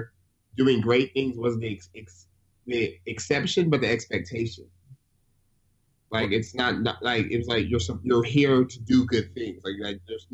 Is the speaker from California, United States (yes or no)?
yes; Stockton, California, United States; Born and raised in Stockton